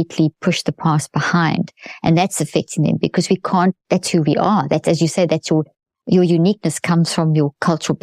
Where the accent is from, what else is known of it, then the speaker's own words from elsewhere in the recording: South Africa; I come from South Africa